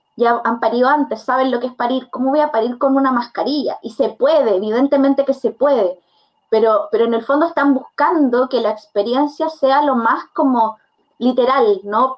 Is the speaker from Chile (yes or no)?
yes; Curicó, Maule, Chile; yo no soy de Santiago, yo soy de Curicó.